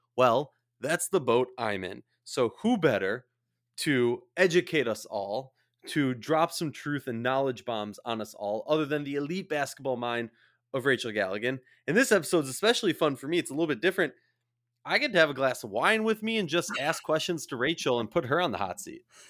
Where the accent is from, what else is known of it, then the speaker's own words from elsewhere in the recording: St. Louis Park, Minnesota, United States; I'm from Saint Louis Park, Minnesota.